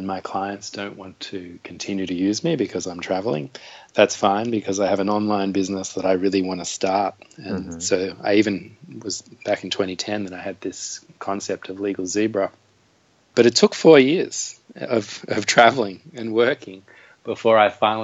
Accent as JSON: {"language": "English", "town": "Byron Bay", "region": "New South Wales", "country": "Australia", "tie": "born or raised there", "moved": "yes", "said": "From Byron Bay, my hometown in Australia"}